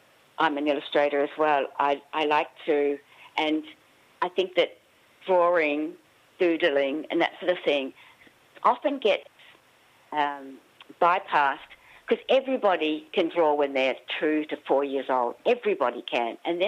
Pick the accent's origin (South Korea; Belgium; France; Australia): Australia; I looked Chinese, but I was born in Australia and I'm fourth generation Chinese Australian, but I always felt as though I didn't fit in because I was the only Asian face in my whole school. I was the only Asian kid in the whole my whole neighbourhood